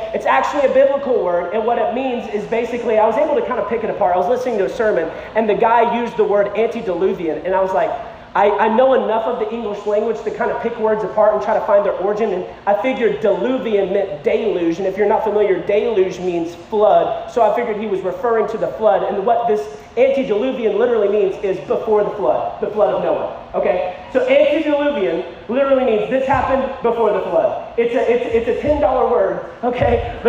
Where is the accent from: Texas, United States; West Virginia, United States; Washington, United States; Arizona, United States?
Texas, United States; many people, when they find out I'm from Texas, they are shocked. Okay, they're like, what part of Texas? I'm like, West Texas. They're like, you're from West Texas? I'm like, yeah.